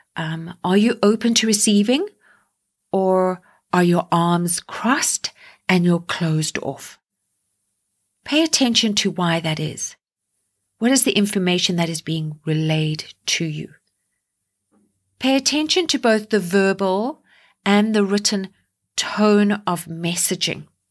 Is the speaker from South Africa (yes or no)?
yes; South Africa; now in Canada; me being South African and now living here in Canada